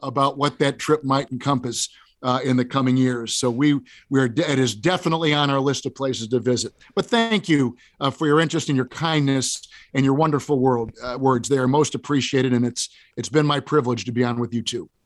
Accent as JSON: {"language": "English", "town": "Green Bay", "region": "Wisconsin", "country": "United States", "tie": "born or raised there", "said": "I grew up in Green Bay"}